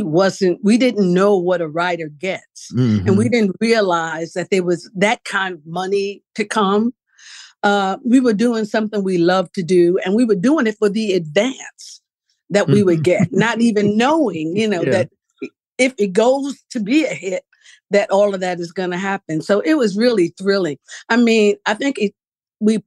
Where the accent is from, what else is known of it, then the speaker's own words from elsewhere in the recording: New York City, New York, United States; I was born in New York